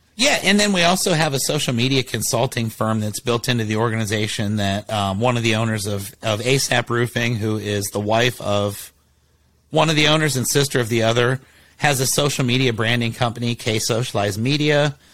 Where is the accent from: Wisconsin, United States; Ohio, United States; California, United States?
Ohio, United States; Columbus; now in San Antonio, United States; I was born and raised in Columbus.